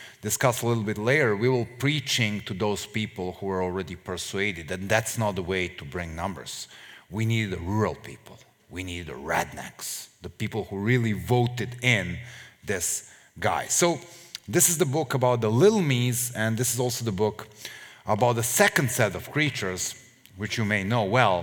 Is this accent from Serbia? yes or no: yes; Serbia; we, the Serbs